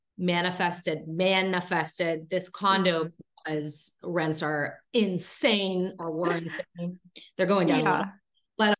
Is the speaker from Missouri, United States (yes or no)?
no; Pittsburgh, Pennsylvania, United States; also born or lived in Seattle / California / Fort Lauderdale, Florida; now in Florida, United States; I decided to actually go back to my hometown. My mom lives in Pittsburgh